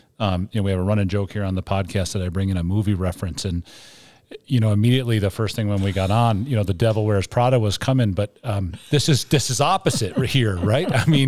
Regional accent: East Coast, United States; now in Colorado, United States; I'm from the East Coast too, and you know, I've gotten soft out here in Colorado

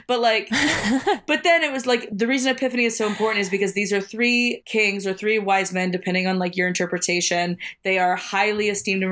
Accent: New Orleans, Louisiana, United States; moved away; I was born just outside of New Orleans in like a little bayou town, right on Lake Pontchartrain

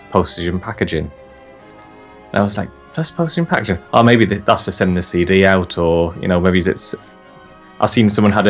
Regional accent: United Kingdom; As people from us from the UK

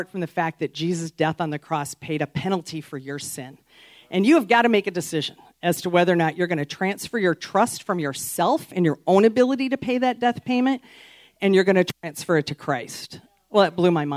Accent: outside of Chicago, Illinois, United States; I grew up outside of Chicago in a northwest suburb

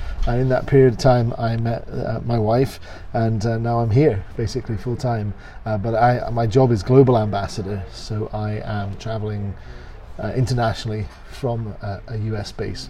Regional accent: Scotland, United Kingdom; moved away as an adult; also born or lived in London; I was born in Scotland and grew up in Scotland

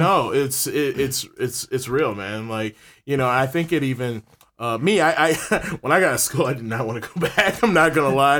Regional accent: Ann Arbor, Michigan, United States; Born and raised in Ann Arbor

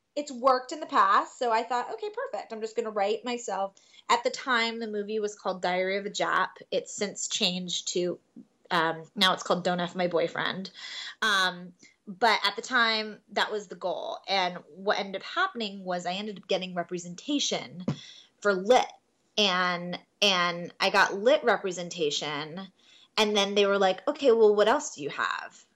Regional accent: Miami, Florida, United States; originally I'm from Miami, Florida. Um, born and raised, grew up there my entire life

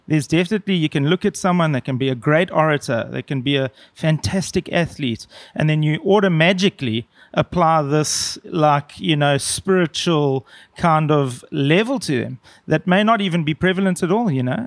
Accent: South Africa; I felt kind of proud as a South African

